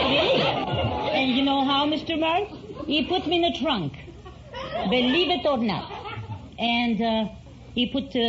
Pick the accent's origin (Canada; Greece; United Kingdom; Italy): Greece; Macedonia; born or raised there; moved away